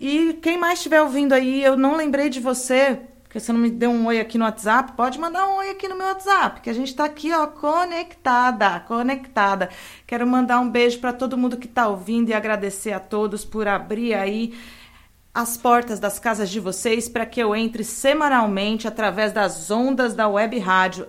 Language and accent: Portuguese; São Carlos, São Paulo, Brazil; now in Santos, Brazil; São Carlos, minha terra natal